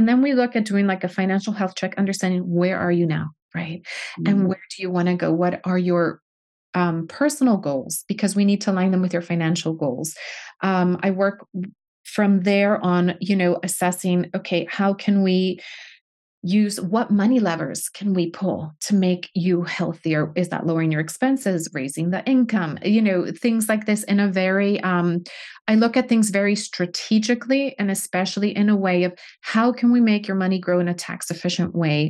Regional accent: United States; now in United Kingdom; being an American in Britain. I've had to navigate both worlds.

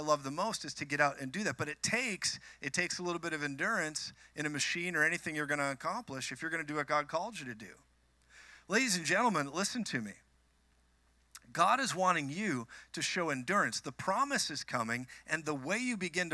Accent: Minnesota, United States; now in Colorado, United States; I'm from Minnesota. I moved to Colorado

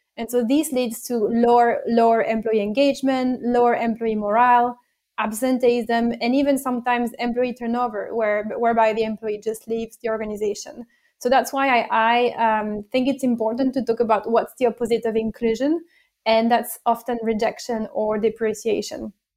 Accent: France; English is a second language; moved away as an adult; also born or lived in Italy; now in United Kingdom; I was born and bred in France, uh, and then I've lived in Italy for a few years, and then I now live in the United Kingdom.

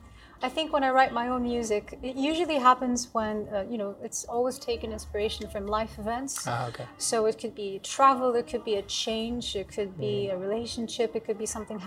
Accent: Greece; moved away as an adult; also born or lived in London; now in Athens, Greece; I was born and raised in Greece, but my family is very multicultural. My mom is Canadian and my dad is from Lebanon.

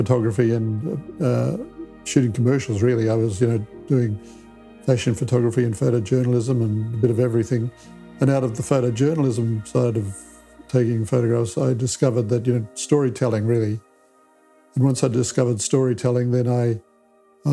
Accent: Ballarat, Victoria, Australia; moved away; also born or lived in New Zealand; I grew up in Ballarat in a small country town in Australia.

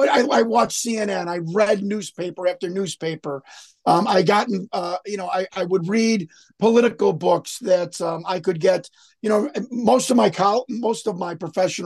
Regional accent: Chicago, Illinois, United States; I grew up on the very far northwest side of Chicago

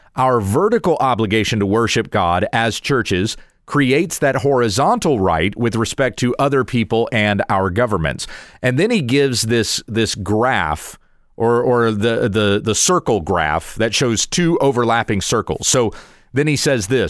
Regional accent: United States; as an American citizen

